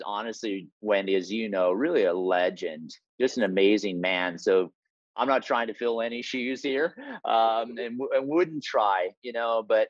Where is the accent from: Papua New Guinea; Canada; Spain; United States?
Papua New Guinea; born there; I was born in Papua New Guinea. We'll talk a little bit about that. My parents were Wycliffe Bible translators there.